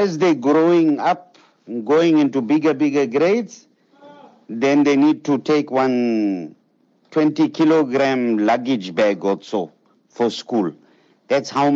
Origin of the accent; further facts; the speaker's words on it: Zimbabwe; moved away; I grew up in Zimbabwe